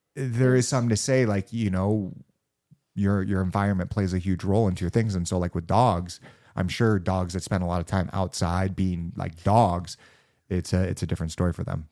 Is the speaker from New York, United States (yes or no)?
no; Los Angeles, California, United States; I, I, grew up in, in Los Angeles. I was born and bred.